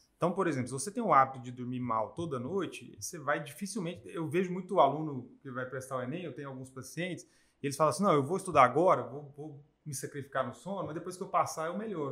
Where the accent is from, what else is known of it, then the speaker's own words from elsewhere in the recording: Brazil; como nós brasileiros, a gente come sempre arroz, feijão e carne